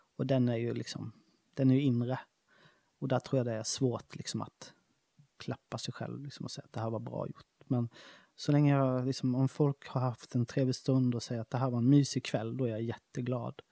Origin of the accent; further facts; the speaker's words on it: Smålandsstenar, Jönköping County, Sweden; moved away; när vi var 13-14 år så startade vi en skateboardförening i Smålandstena, där jag kommer ifrån